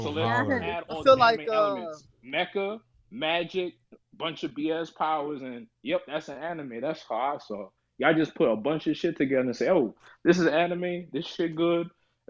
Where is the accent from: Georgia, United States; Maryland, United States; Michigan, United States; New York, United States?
New York, United States; New York City; you can call me …. I'm from the Bronx.